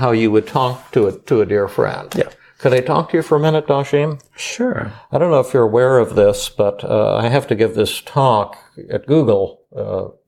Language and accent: English; South Korea; So, you, you, know, I'm from Korea, and I have a bit of a soft voice